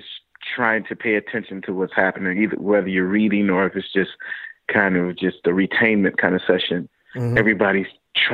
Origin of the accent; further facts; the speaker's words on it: St. Louis, Missouri, United States; I'm a native from St. Louis. Grew up in St. Louis playing around